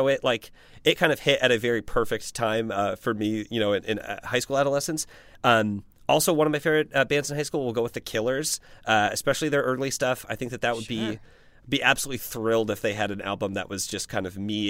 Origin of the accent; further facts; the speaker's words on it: Midwest, United States; I am from the Midwest.